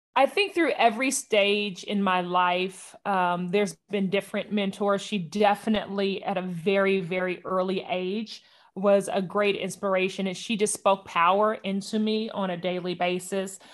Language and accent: English; Northern California, United States; moved away as an adult; also born or lived in Oakland, California / Atlanta, Georgia; I was born in California, Northern California, and, uh, I grew up there for eighteen years